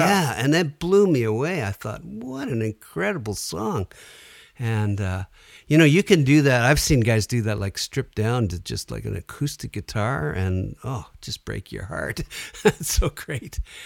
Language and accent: English; Sudbury, Ontario, Canada; I grew up in Sudbury